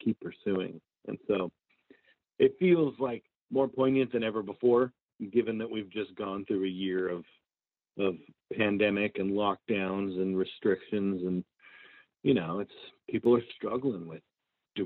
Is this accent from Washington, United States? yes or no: yes; Marysville, Washington, United States; moved away as an adult; now in Nashville, United States; I'm born and raised in Marysville, Washington, and kind of cut my teeth playing in the Pacific Northwest before moving to Nashville to pursue music